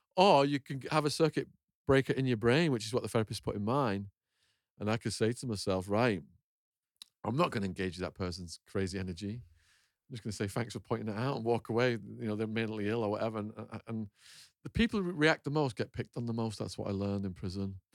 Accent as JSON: {"language": "English", "region": "Northern England", "country": "United Kingdom", "tie": "born or raised there", "also_born_or_lived": "Arizona, United States", "moved": "as an adult", "said": "my hometown, and I, I've been away for sixteen, seventeen years"}